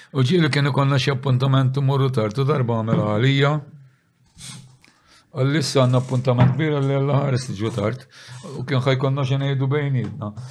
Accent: St. Paul's Bay, Malta; aħna minn San Pawl il-Bahar.

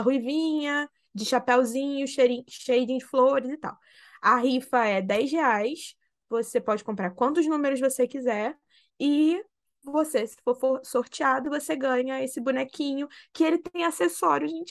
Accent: Rio, Rio de Janeiro, Brazil; nós somos do Rio

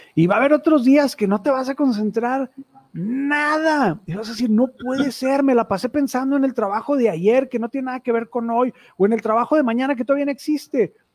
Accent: Mexico; also born or lived in Torreón; un antecedente como muchos mexicanos muy, muy, muy este, religioso y católico en mi familia

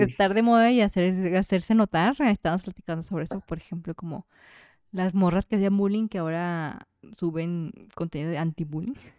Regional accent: Jalisco, Mexico; Como mujer mexicana y más de que jalisciense

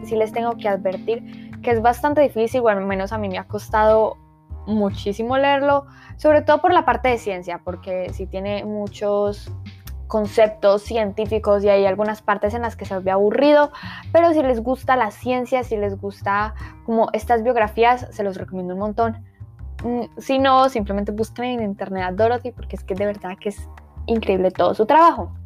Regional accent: Colombia; yo soy colombiana, de lo cual me siento muy orgullosa

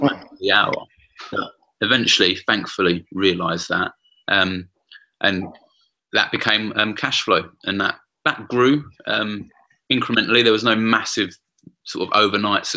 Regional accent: London, United Kingdom; I grew up in the East End of London, kicked out of a couple of schools

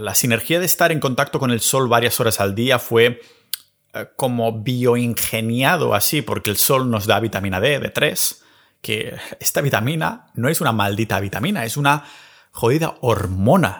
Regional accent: a village near Barcelona, Catalonia, Spain; en mi pueblo cerca de Barcelona

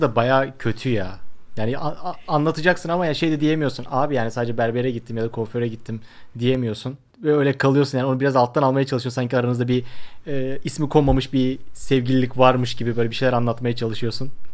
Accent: Akhisar, Manisa, Turkey; bizim Akisar'da şey modaydı

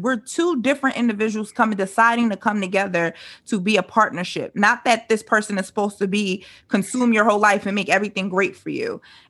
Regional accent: New York City, New York, United States; I'm from the Bronx

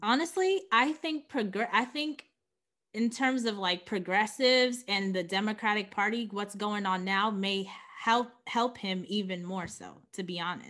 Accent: New York City, New York, United States; born and raised in Queens

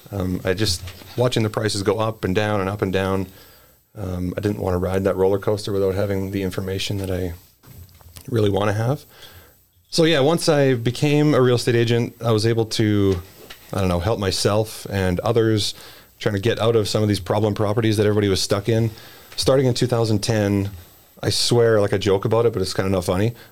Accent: Edmonton, Alberta, Canada; I grew up in the West End, lived in St. Albert, had to move to the center

